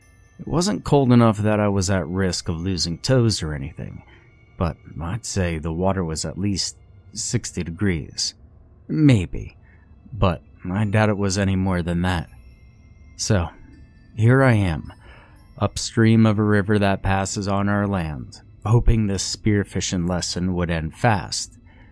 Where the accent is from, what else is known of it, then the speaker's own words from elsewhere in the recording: Iowa, United States; I grew up in Iowa, on farmlands that apparently belonged to our ancestors, but didn't anymore.